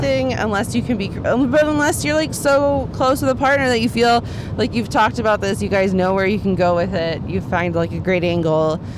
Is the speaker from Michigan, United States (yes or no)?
no; Dallas, Texas, United States; I grew up in Dallas, Texas